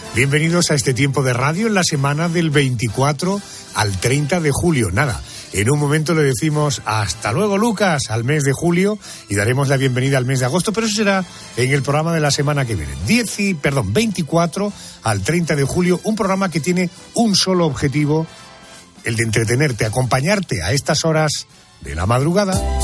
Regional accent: Spain; para los que vivimos y somos de España

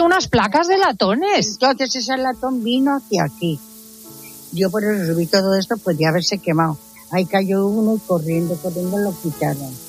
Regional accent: Valencian Community, Spain; Soy valenciana

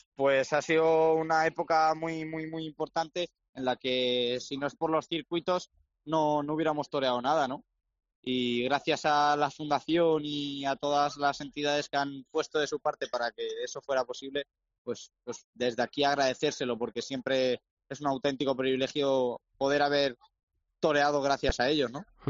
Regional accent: Salamanca, Castile and León, Spain; mi tierra, ¿no? Con Salamanca

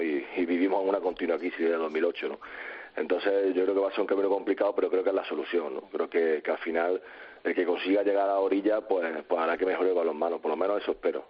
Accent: Córdoba, Andalusia, Spain; soy de Córdoba

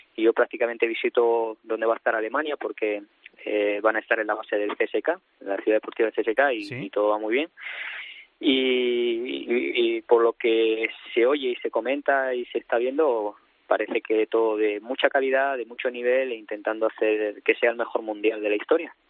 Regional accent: Spain; moved away as an adult; now in Russia; yo soy español

